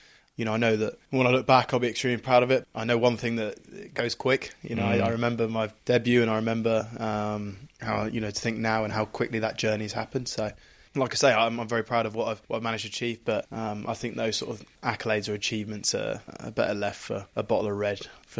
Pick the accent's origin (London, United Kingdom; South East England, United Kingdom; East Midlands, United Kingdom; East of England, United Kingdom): East of England, United Kingdom; I'm from Norfolk, so that might make some sense.